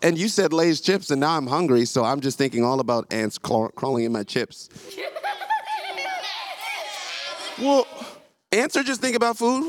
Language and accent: English; Jamaica; I was born in Jamaica